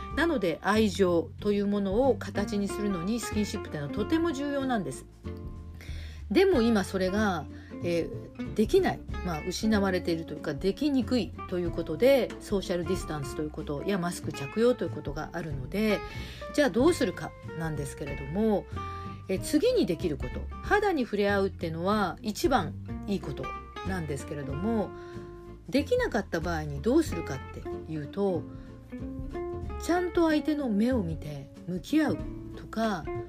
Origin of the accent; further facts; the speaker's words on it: Hiroshima, Japan; also born or lived in Shimane; now in Tokyo, Japan; 島根県生まれの広島育ち